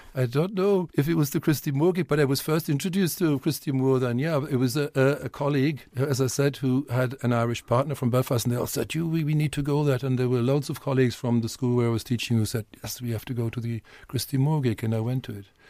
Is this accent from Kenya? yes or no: no; North Germany, Germany; English is a second language; moved away as an adult; also born or lived in Westphalia / Cologne / Wales / England; now in Dublin, Ireland; I was from North Germany.